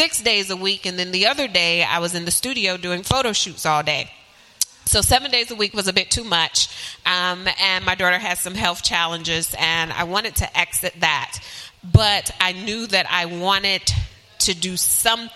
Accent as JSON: {"language": "English", "town": "Charlotte", "region": "North Carolina", "country": "United States", "tie": "born or raised there", "said": "I am from Charlotte, originally born and bred from Charlotte, but I have traveled virtually everywhere."}